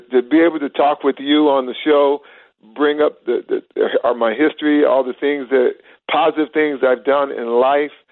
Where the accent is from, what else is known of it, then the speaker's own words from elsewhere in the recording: Midwest, United States; moved away; I'm from the Midwest. And I keep my Midwest values with me